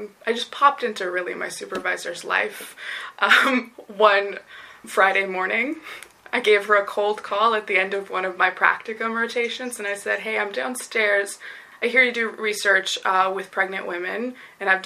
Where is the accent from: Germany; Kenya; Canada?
Canada; Vancouver, British Columbia; I grew up in British Columbia in the Vancouver sort of lower mainland area.